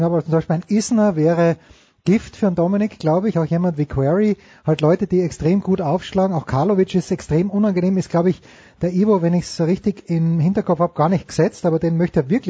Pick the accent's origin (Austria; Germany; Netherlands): Austria; Styria; Ich bin ja Steirer